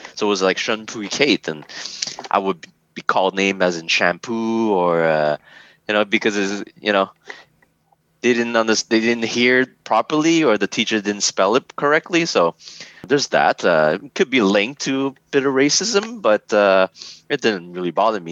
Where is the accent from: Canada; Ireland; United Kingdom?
Canada; also born or lived in Hong Kong; calling here canada my my home